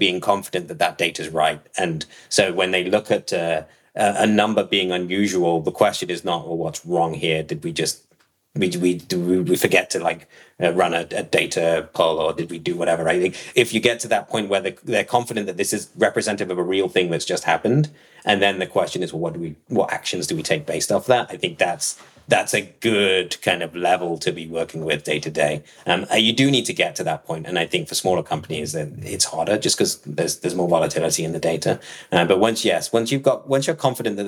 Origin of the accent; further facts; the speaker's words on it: Nottingham, East Midlands, United Kingdom; moved away; I was born in Nottingham